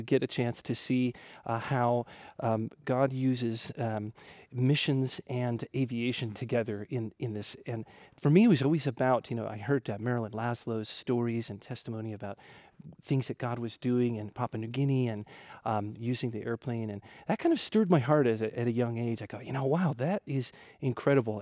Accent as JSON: {"language": "English", "region": "Ohio", "country": "United States", "tie": "born or raised there", "moved": "as an adult", "lives_now": "Wamena, Indonesia", "said": "I grew up in Ohio"}